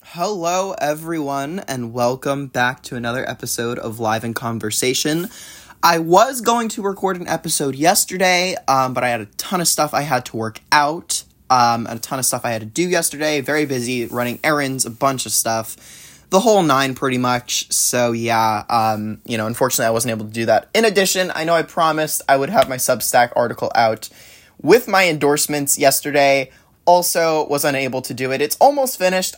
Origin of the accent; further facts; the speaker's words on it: New Jersey, United States; now in California, United States; born and raised, then yeah, New Jersey